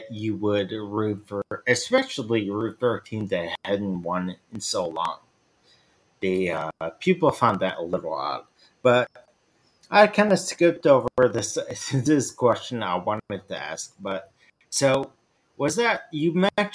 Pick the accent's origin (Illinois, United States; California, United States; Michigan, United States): Illinois, United States; Chicago; growing up on the South side of Chicago